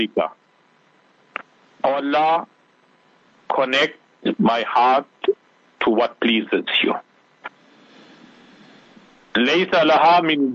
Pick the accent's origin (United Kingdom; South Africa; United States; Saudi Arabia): South Africa; we are proudly South African.